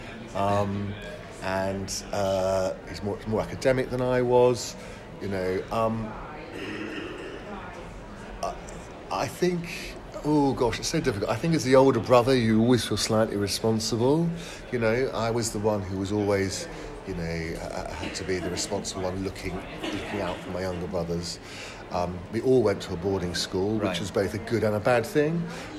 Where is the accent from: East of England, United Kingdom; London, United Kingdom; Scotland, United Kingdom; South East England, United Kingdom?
East of England, United Kingdom; Bishop's Stortford; also born or lived in Horsham, Sussex; I was born in Hertfordshire, in a town called Bishop Stortford